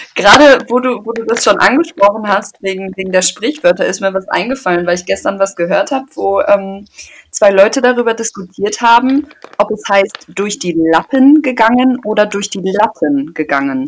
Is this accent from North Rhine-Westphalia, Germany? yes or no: yes; Paderborn, North Rhine-Westphalia, Germany; ich komme aus Paderborn